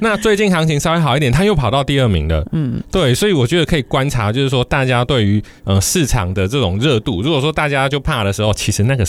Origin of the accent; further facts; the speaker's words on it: Taiwan; 我们台湾人